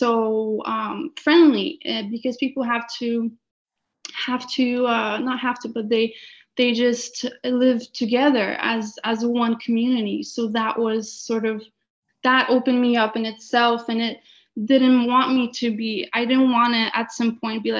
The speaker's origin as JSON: {"language": "English", "country": "Poland", "tie": "born or raised there", "moved": "yes", "lives_now": "Canada", "said": "I carry a lot of my sort of some of my upbringing from Poland and the ways of the culture, but then also so much more that I have gained in Canada"}